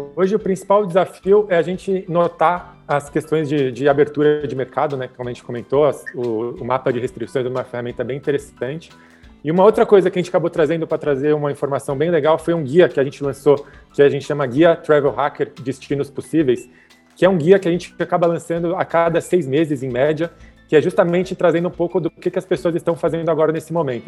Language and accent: Portuguese; São Paulo, Brazil; eu nasci em São Paulo, né, sou paulista